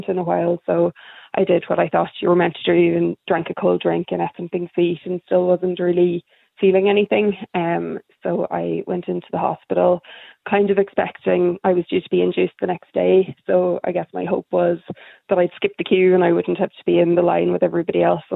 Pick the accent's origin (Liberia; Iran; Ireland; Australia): Ireland; Donegal, Ulster; now in Dublin, Ireland; I live in Dublin, but I'm originally from Donegal